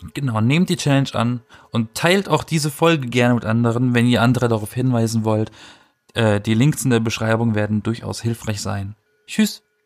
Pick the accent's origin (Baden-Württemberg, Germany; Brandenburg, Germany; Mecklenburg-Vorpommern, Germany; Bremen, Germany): Baden-Württemberg, Germany; Black Forest; ich komme aus dem Schwarzwald